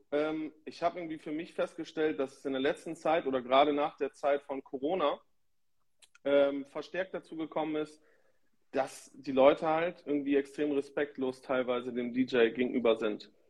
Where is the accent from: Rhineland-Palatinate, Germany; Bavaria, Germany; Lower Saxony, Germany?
Lower Saxony, Germany; Lingen; ich komme aus Lingen bzw. Schüttorf, also Norddeutschland, Niedersachsen